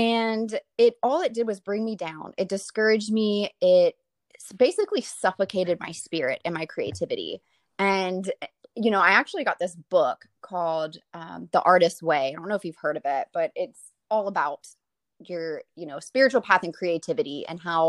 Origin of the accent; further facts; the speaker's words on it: Lafayette, Louisiana, United States; Mm-hmm. Yeah, Lafayette, Louisiana.